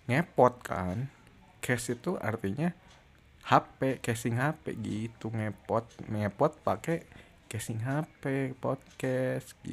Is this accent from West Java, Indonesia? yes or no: yes; West Java, Indonesia; aku kan orang Sunda ya aku nggak bisa ngomong F ini nggak bisa ngomong V jadi ngomongnya P